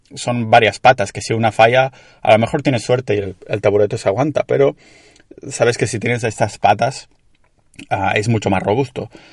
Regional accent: Catalonia, Spain; accent: Catalan; tengo un acento catalán que te flipas

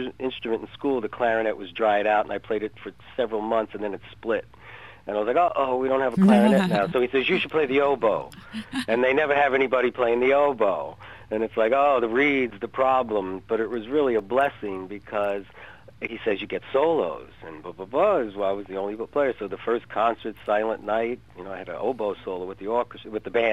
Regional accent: North Bergen, New Jersey, United States; I grew up in North Bergen, New Jersey, which was right next to the Lincoln Tunnel

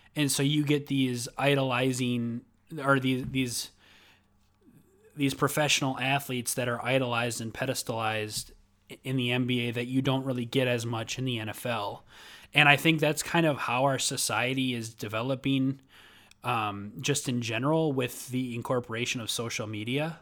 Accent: Minnesota, United States; I'm from Minnesota

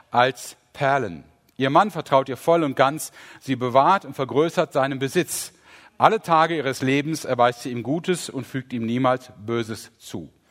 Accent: Rhineland, Germany; ach, meine Güte, ich bin Rheinländer, ich kann CH und SCH nicht unterscheiden.

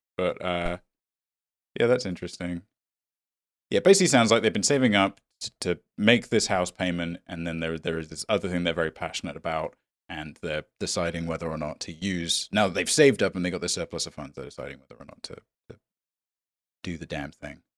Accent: United Kingdom; me being British and being Indian

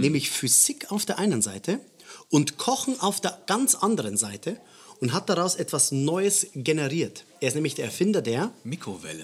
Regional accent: Bavaria, Germany; bei uns in Bayern

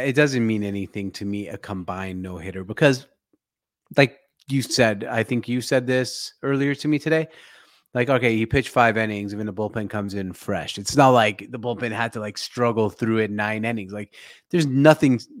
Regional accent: Seattle, Washington, United States; the Seattle Seahawks to take my hometown team

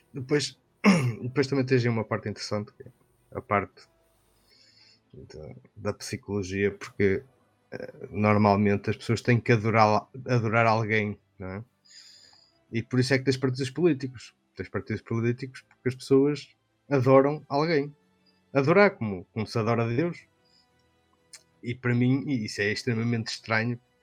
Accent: Norte, Portugal; accent: northern; eu tenho um, sotaque, um sotaque mais aqui do norte

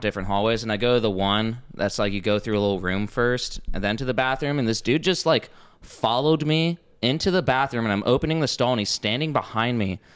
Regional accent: Oregon, United States; now in Austin, United States; I'm from Oregon, my family's from the East Coast

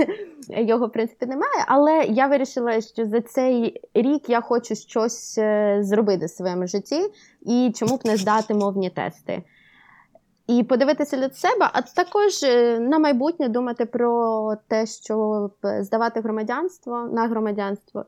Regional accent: Kherson, Kherson Oblast, Ukraine; moved away as an adult; also born or lived in Sweden; now in Oslo, Norway; Я жила в, ем, в Україні, жила вчилася в Херсоні

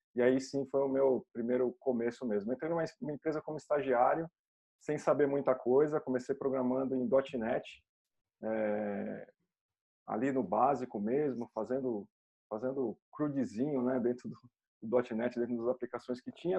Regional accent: Brazil; como cidadãos, como brasileiros

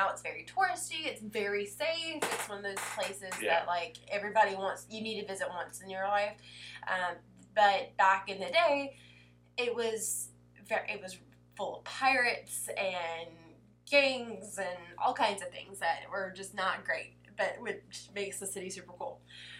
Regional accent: the South, United States; my husband's a northerner and I'm from the South.

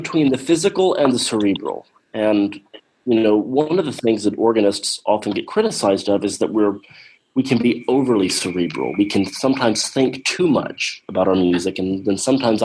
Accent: Talladega, Alabama, United States; First Baptist Church of Talladega, Alabama, my hometown

